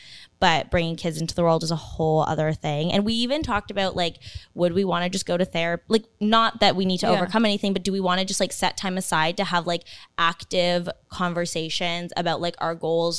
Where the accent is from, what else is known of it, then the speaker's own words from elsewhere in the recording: Canada; So the area I grew up in and my high school was like probably 90% Chinese.